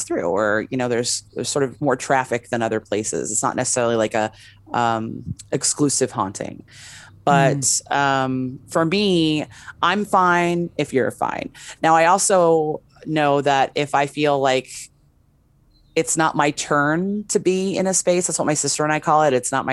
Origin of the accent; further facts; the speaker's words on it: West Hollywood, California, United States; now in Las Vegas, United States; I'm originally from West Hollywood